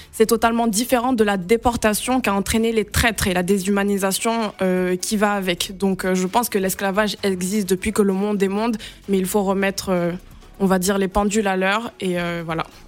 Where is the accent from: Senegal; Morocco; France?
Senegal; je suis née, j'ai grandi au Sénégal